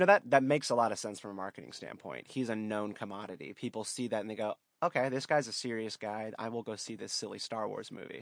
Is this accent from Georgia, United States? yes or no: no; North Carolina, United States; I come from North Carolina